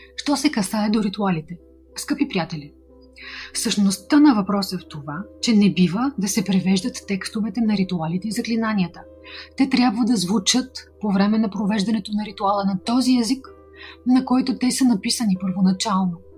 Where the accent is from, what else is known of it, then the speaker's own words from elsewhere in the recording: Bulgaria; от България